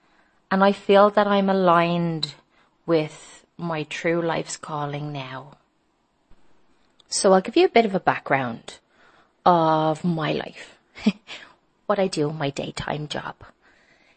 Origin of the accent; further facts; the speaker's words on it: Dublin, Leinster, Ireland; now in Madrid, Spain; I'm from Dublin, Ireland